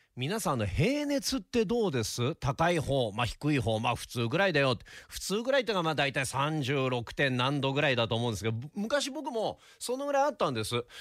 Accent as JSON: {"language": "Japanese", "country": "Japan", "tie": "born or raised there", "moved": "yes", "said": "雪国出身"}